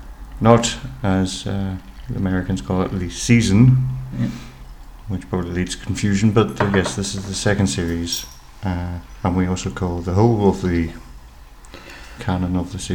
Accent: Ireland; accent: Irish; the one with the Irish accent

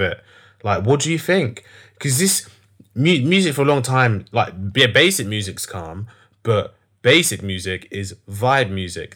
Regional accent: London, United Kingdom; I'm from North London

